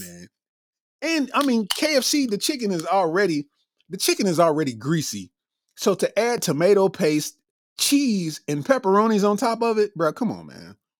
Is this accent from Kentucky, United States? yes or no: yes; Lexington, Kentucky, United States; I'm from Lexington, Kentucky.